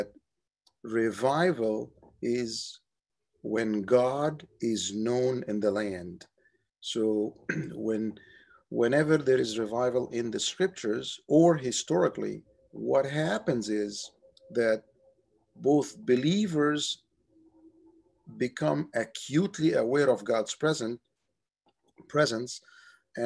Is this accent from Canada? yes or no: no; Cairo, Cairo Governorate, Egypt; moved away as an adult; also born or lived in Cape Cod, Massachusetts; now in United States; I grew up in Cairo, Egypt